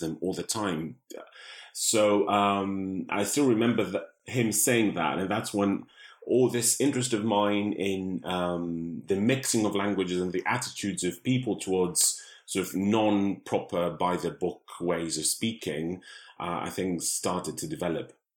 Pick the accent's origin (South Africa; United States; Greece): Greece; now in London, United Kingdom; I was born in, uh, in Greece in a family that spoke most of these languages